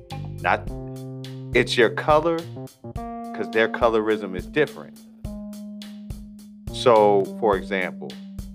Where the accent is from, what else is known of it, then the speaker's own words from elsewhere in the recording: United States; me being an American